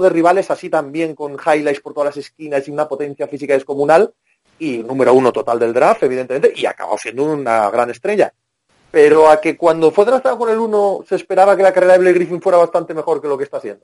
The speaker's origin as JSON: {"language": "Spanish", "town": "Cangas", "country": "Spain", "tie": "born or raised there", "said": "Cangas es la, mi pueblo, es la capital de la pólvora"}